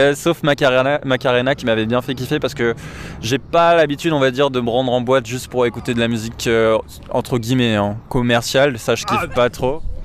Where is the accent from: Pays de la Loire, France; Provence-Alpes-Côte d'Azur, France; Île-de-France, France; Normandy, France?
Île-de-France, France; Paris; je suis parisien et j'ai 25 ans